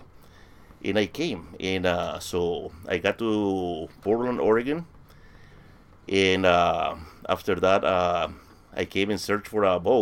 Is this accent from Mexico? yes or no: no; Villarrica, Guairá, Paraguay; English is a second language; moved away as an adult; now in United States; I was born in Villarrica in Paraguay, in South America